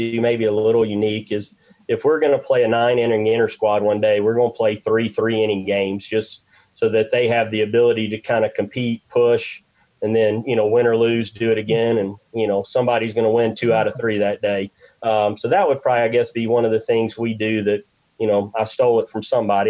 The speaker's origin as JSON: {"language": "English", "town": "Hueytown", "region": "Alabama", "country": "United States", "tie": "born or raised there", "said": "We grew up in Hueytown"}